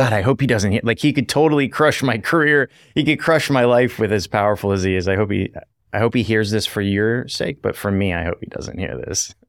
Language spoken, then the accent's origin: English; United States; moved away as an adult; also born or lived in Vietnam; growing up as an American